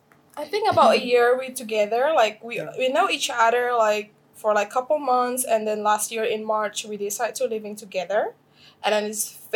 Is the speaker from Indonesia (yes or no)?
yes; Jakarta, Indonesia; I'm from Jakarta, Indonesia, where you live. So I'm a local here.